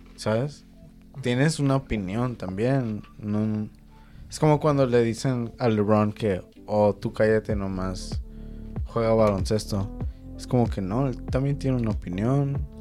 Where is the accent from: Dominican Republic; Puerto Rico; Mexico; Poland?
Mexico; siendo mexicano